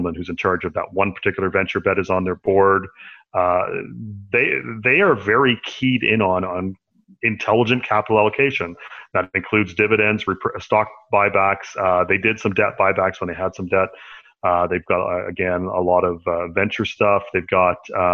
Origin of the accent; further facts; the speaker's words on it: Canada; I'm a Canadian